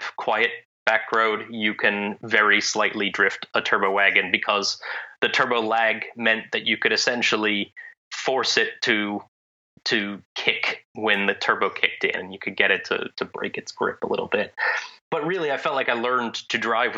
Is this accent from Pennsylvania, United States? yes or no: yes; Pennsylvania, United States; also born or lived in Italy; In Pennsylvania, where I grew up